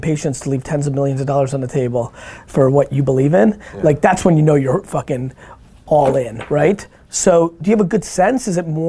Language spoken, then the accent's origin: English; Edison, Hunterdon County, New Jersey, United States; when I moved from Edison, New Jersey to Hunterdon County, New Jersey, which in 1990